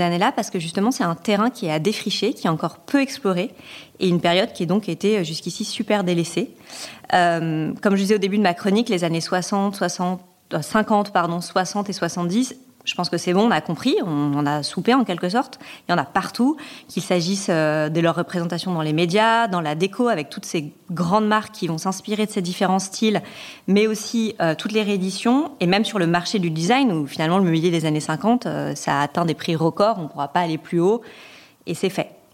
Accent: France; chez nous, en France

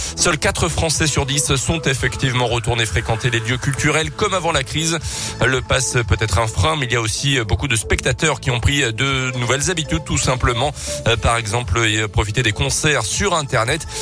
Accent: France; Chez nous en France

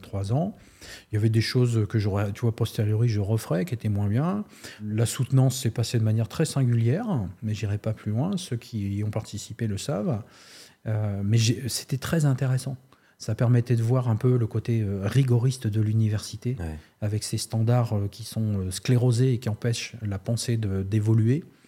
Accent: Nantes area, Pays de la Loire, France; also born or lived in Amiens; je suis de la région nantaise

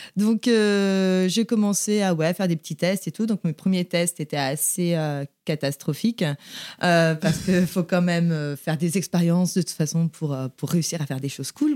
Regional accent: Saint-Malo, Brittany, France; also born or lived in Vannes, Morbihan; j'ai grandi à Saint-Malo. Euh, je suis née à Vannes, dans le Morbihan.

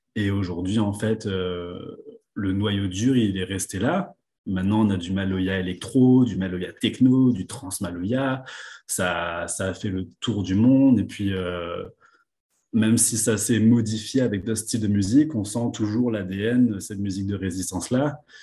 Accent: La Possession, Réunion; moved away as an adult; also born or lived in Le Port, Réunion / Paris, France; je suis né au port, à La Réunion. j'ai grandi à la possession

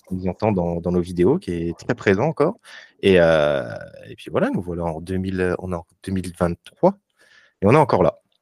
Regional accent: Vesoul, Bourgogne-Franche-Comté, France; also born or lived in Charleville-Mézières; now in Lyon, France; je viens de Vesoul, même si je suis né à Charleville-Mézières

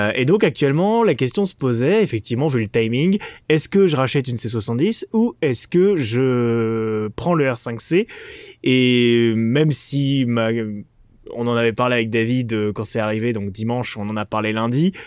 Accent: France; Je suis français.

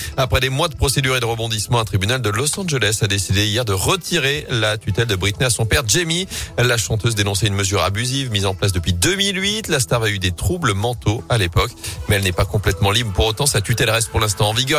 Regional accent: Loire, Auvergne-Rhône-Alpes, France; chez nous, dans la Loire

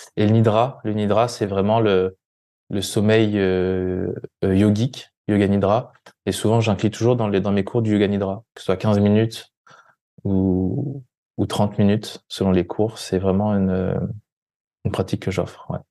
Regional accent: France; moved away; en France, en, en, Occident, on nous apprend

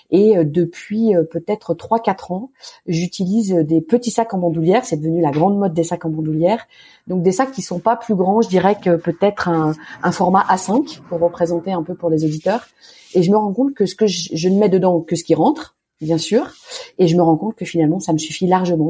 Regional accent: Lyon, Auvergne-Rhône-Alpes, France; j'ai grandi à Lyon, dans un très joli quartier qui est un peu un village dans la ville qui s'appelle le Point du Jour.

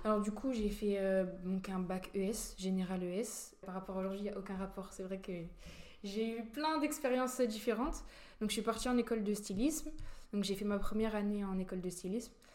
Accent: La Roche-sur-Yon, Pays de la Loire, France; also born or lived in Rouen, France; now in Nancy, France; je suis née à Rouen. Et mes parents, ils ont déménagé, je crois que je devais avoir l'âge de 4 ans. Euh, en Vendée

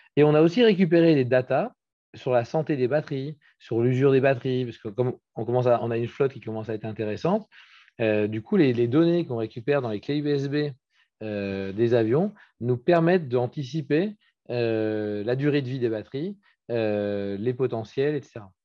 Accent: Brittany, France; je suis breton, je suis très attaché à la France

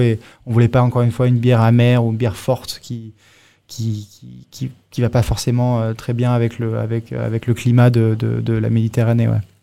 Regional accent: Monaco; moved away; also born or lived in Singapore / Bangkok; Moi j'ai grandi à Monaco, hein, né à Monaco

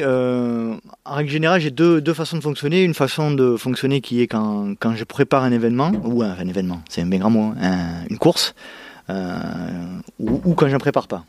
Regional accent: Bouc-Bel-Air, Provence-Alpes-Côte d'Azur, France; j'ai grandi, euh, aux abords de Marseille, dans une, euh, ville qui s'appelle, euh, Bouc-Bélair

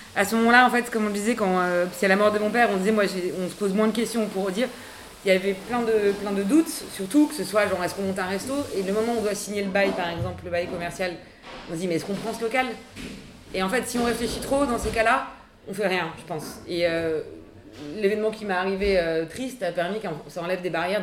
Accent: Paris, Île-de-France, France; je suis née à Paris.

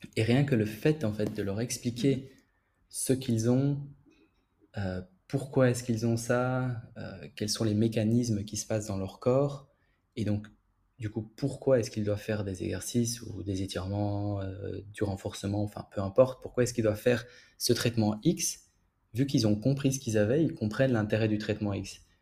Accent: Belgium; moved away as an adult; now in Paris, France; je viens de Belgique, mais je travaille à Paris

